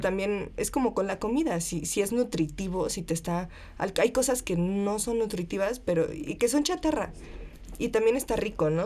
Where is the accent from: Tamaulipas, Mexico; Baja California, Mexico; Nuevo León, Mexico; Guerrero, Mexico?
Guerrero, Mexico; Taxco; now in Mexico City, Mexico; plateros de Tasco, que es de donde yo soy